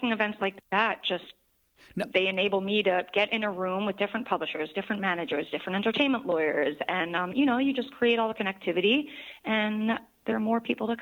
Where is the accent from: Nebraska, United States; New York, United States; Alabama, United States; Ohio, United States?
New York, United States; I am a New Yorker